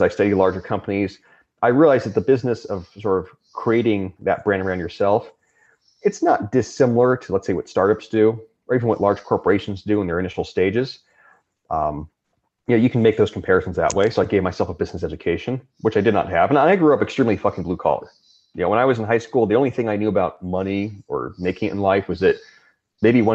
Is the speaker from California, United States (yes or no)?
yes; Southern California, United States; where I grew up in the United States, in California, Southern California